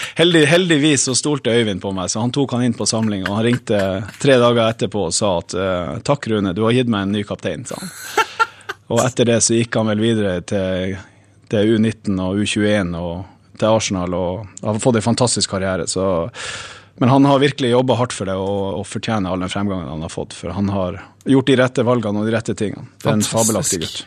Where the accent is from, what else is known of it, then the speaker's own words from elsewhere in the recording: Northern Norway, Norway; Jeg er jo nordlending òg